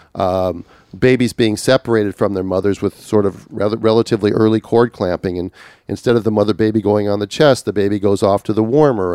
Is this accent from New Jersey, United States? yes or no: no; Minneapolis, Minnesota, United States; Minneapolis, which happens to be my hometown